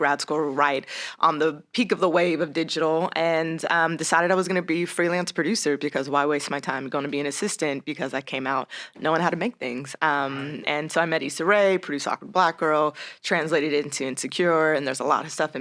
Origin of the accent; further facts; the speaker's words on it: Las Vegas, Nevada, United States; moved away as an adult; also born or lived in New York; I'm originally from Las Vegas, Nevada, born and raised